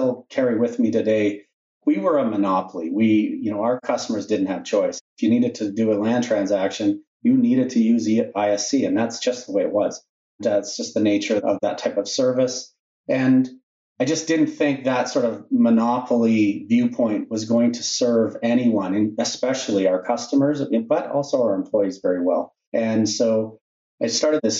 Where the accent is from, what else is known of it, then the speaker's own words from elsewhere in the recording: Regina, Saskatchewan, Canada; I'm a Regina guy. I was born in Regina and did my education in Regina